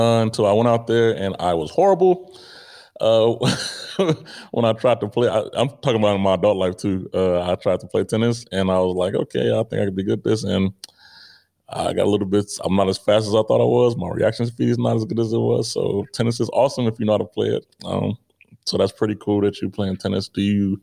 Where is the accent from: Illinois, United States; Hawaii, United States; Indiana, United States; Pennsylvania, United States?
Illinois, United States; Chicago; moved away as an adult; also born or lived in Grand Forks, North Dakota; growing up in Chicago is a big city